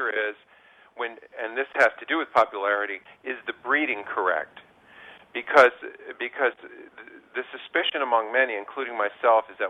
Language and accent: English; New York, United States; now in California, United States; I'm a New Yorker, so, you know, I'm a transplanted New Yorker, so believe me, I'm homesick already